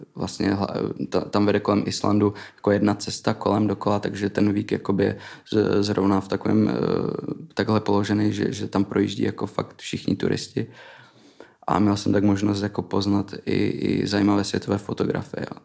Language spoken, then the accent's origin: Czech; Frýdek-Místek, Moravian-Silesian Region, Czechia; also born or lived in Iceland; now in Prague, Czech Republic; pocházím z Frýdku místku